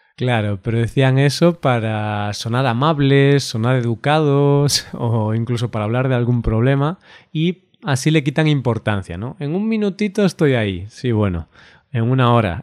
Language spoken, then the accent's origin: Spanish; Galicia, Spain; yo soy de Galicia, entonces aquí tenemos el idioma español, también tenemos el idioma gallego